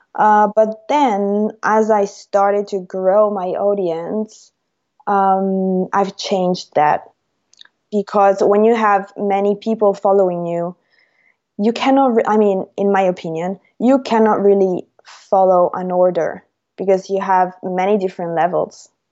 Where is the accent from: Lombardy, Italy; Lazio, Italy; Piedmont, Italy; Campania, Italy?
Lazio, Italy; Rome; I'm Italian. I'm from Rome